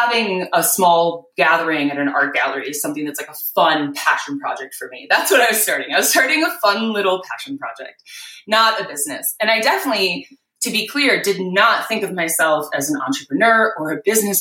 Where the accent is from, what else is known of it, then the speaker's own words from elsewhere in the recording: Wisconsin, United States; moved away as an adult; also born or lived in New York City; I was born and raised in Wisconsin